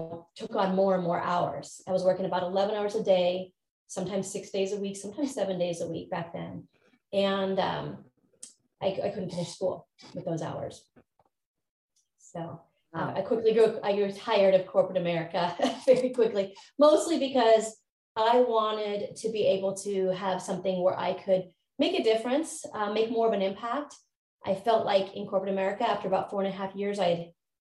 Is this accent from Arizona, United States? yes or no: no; Montana, United States; moved away as an adult; also born or lived in California; I moved out from Montana to California after high school